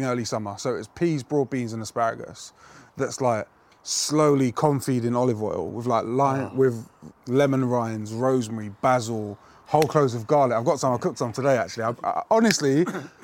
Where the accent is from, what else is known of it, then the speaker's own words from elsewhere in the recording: London, United Kingdom; Us Brits, I'm half British, you see. I'm half English. Especially us Londoners